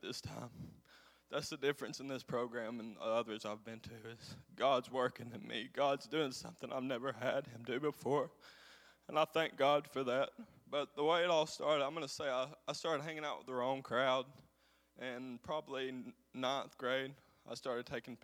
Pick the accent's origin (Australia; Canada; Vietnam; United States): United States; Coleman; I'm from Coleman